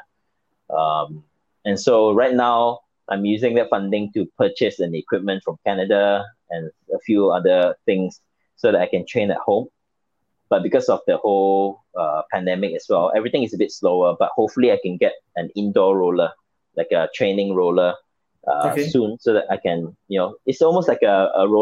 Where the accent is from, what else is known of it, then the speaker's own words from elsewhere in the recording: Malaysia; I'm from Malaysia.